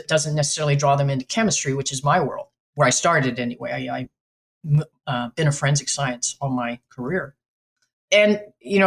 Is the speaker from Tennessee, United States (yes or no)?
no; New Mexico, United States; moved away; also born or lived in West Virginia; I'm from New Mexico, your neighbor.